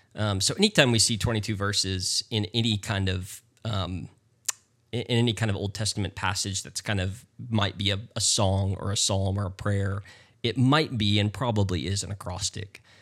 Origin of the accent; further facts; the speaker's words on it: North Carolina, United States; moved away as an adult; also born or lived in Texas; now in Houston, United States; I'm originally from North Carolina